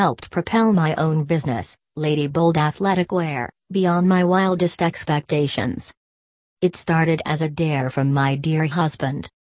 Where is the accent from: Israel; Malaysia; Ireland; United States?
Malaysia; now in Melbourne, Australia; I am originally from Malaysia but have been living in Australia for 11 years. Instead of starting the business in my home country